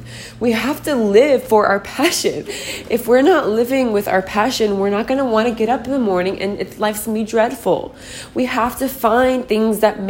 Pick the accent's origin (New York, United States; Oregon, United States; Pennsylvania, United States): Oregon, United States; Portland; now in Austin, United States; I am from Portland, Oregon. I'm currently living in Austin, Texas